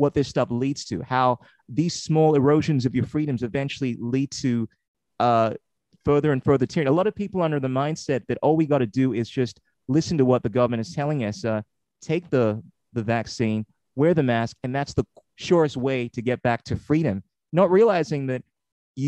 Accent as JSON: {"language": "English", "country": "Ghana", "moved": "yes", "lives_now": "Australia", "said": "I'm originally from Ghana, West Africa, I've been here for about 30 years"}